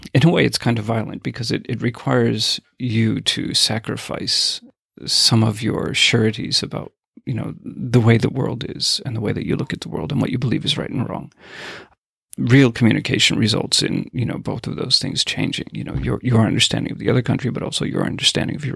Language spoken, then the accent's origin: English; United States; when I was growing up in the States